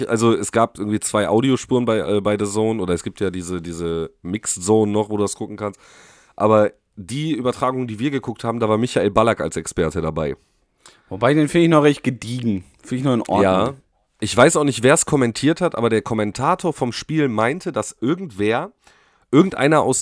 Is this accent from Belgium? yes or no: no; Poland; ich bin jetzt auch, also ich bin ja auch äh, Pole, ne?